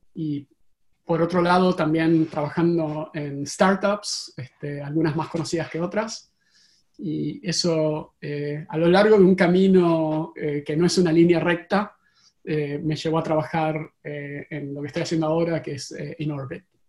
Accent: Argentina; now in Silicon Valley, United States; como podrán escuchar en mi acento eh, originariamente de Argentina

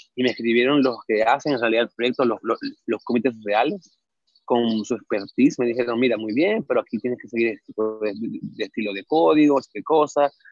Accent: Venezuela; moved away as an adult; now in Mexico; yo soy de Venezuela, este, nací allá hace ya 27 años.

